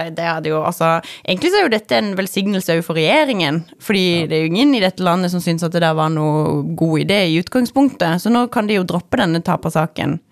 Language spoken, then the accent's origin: Norwegian; Sørlandet, Norway; som sørlending